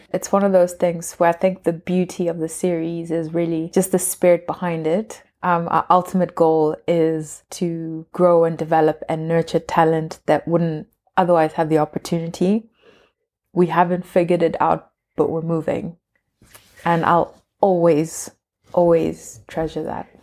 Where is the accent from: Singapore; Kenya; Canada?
Kenya; I'm Kenyan, like we all belong to different tribes